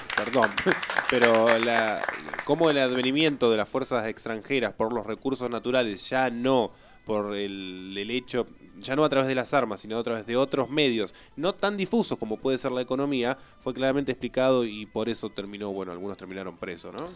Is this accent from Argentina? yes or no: yes; Neuquén, Argentina; yo también, segunda generación de neuquinos en la zona